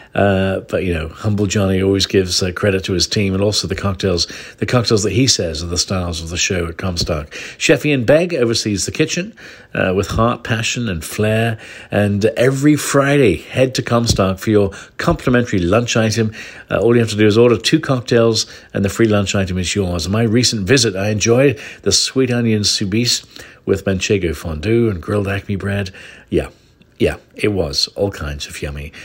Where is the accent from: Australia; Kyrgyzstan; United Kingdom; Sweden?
United Kingdom; Northern Ireland; now in San Francisco Bay Area, United States; I grew up in Northern Ireland myself, not too far from where Kenneth Branagh, uh, grew up in the seventies.